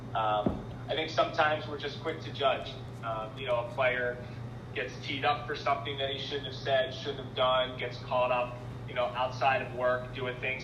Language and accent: English; Philadelphia, Pennsylvania, United States; moved away as an adult; also born or lived in Wisconsin / Rhode Island; I'm from Philadelphia